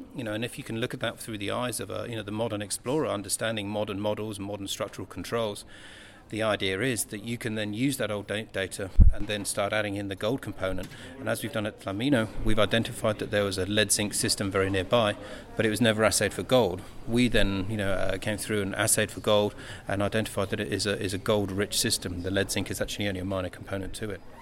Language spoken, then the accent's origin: English; United Kingdom; being British